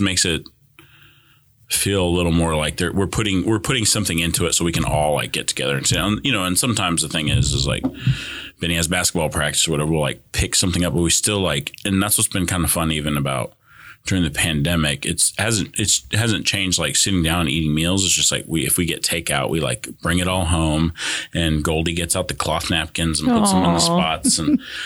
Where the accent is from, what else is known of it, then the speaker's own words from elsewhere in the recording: California, United States; first language Spanish; English is a second language; now in Broken Arrow, United States; growing up in California is we grew up really poor